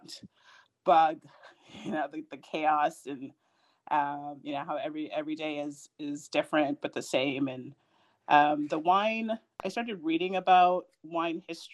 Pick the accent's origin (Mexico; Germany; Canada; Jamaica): Jamaica; also born or lived in Puerto Rico / Boston; now in Washington, D.C., United States; I'm originally from Jamaica. I grew up in Jamaica and Puerto Rico